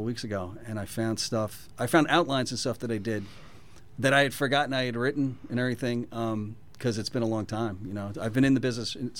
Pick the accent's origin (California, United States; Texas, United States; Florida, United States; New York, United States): New York, United States; New York City; was born and raised in the Bronx